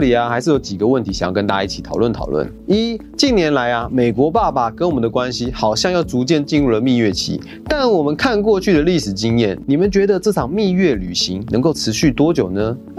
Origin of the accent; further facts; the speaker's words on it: Taiwan; 我们台湾人常讲，凡事都有因果，这句话可以理解成每件事情都有因有果。